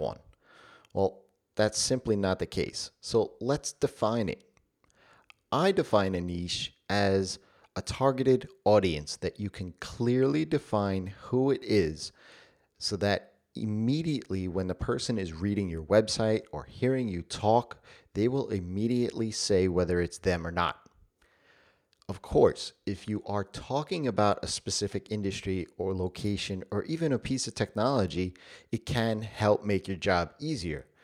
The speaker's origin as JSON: {"language": "English", "country": "United States", "said": "I am American"}